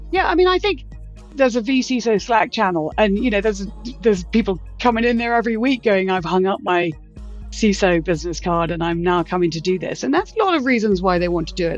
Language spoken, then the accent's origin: English; United Kingdom; moved away as an adult; also born or lived in London / Los Angeles / Florida; I grew up in Britain, and I, after I graduated, I lived in London for a few months